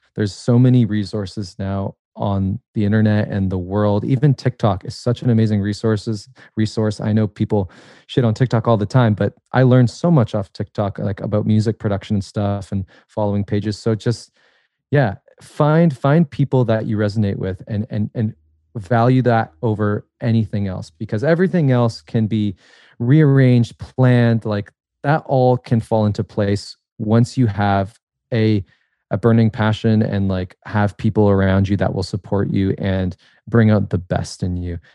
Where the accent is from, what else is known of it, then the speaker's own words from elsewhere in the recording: a tiny suburb outside of Toronto, Ontario, Canada; this, like, tiny suburb, uh, outside of Toronto